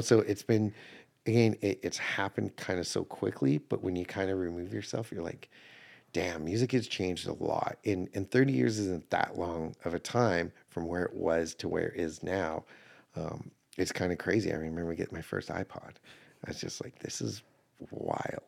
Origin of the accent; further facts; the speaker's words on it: Calgary, Alberta, Canada; now in Nashville, United States; I grew up in Calgary, Alberta